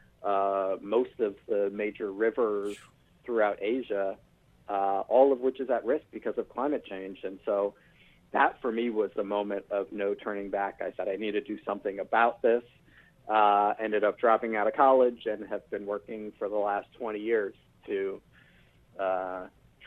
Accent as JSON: {"language": "English", "town": "New York City", "region": "New York", "country": "United States", "tie": "born or raised there", "said": "I grew up in New York City"}